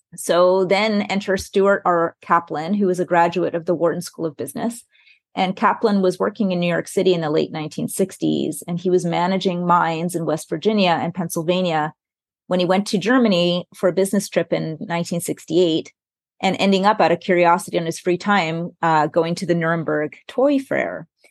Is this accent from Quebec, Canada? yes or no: yes; Montreal, Quebec, Canada; I come from Montreal